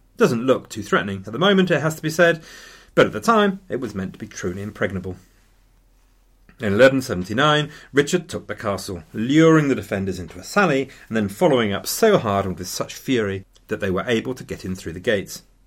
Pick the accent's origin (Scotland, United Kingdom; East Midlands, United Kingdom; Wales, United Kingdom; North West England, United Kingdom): East Midlands, United Kingdom; Loughborough; published in my hometown.